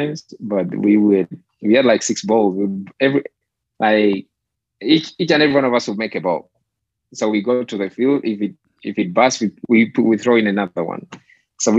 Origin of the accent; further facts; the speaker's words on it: Uganda; moved away as an adult; now in United States; Growing up in Uganda is, you know, I'll put it this way. It's like, it's simple life